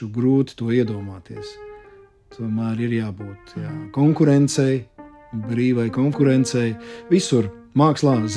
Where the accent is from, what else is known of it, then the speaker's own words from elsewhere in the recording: Latvia; Uh, ka es esmu latvietis, ka es esmu labi pieņems, aktieris mm. un vēl un vēl un vēl.